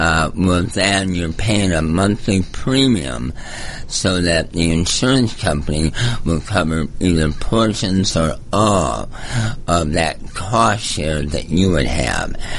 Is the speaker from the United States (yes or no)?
yes; Michigan, United States; moved away as an adult; also born or lived in California / Georgia; I grew up in Michigan, moved to California, got into pharmaceutical sales